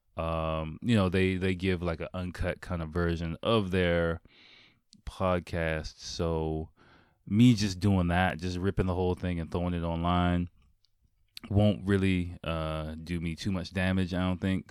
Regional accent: Washington, District of Columbia, United States; moved away as an adult; also born or lived in Delaware; now in Japan; I was born and raised in Washington, D C, Northeast Washington, D C

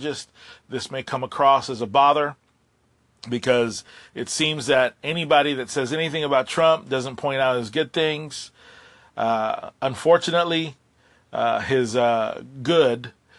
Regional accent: Puerto Rico; I have been busy helping my island recover. I'm from Puerto Rico

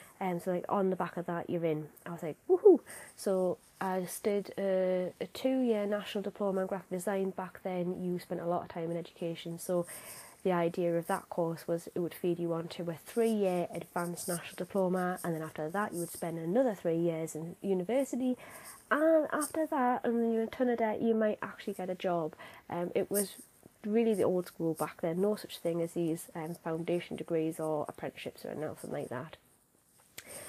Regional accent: Newcastle upon Tyne, North East England, United Kingdom; I'm obviously from Newcastle

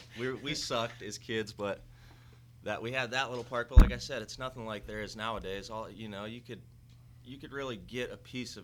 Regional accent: Pennsylvania, United States; moved away; I'm from Pennsylvania. There ain't a fucking ocean in sight

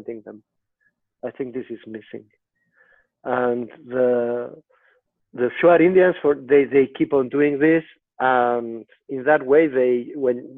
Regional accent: Madrid, Community of Madrid, Spain; I am from Madrid

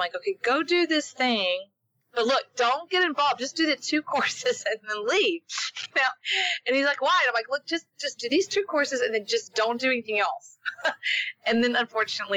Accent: the South, United States; I was raised in the South.

